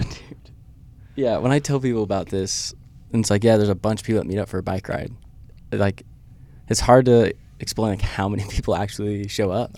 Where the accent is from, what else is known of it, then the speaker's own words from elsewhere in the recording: Idaho, United States; moved away; I'm from Idaho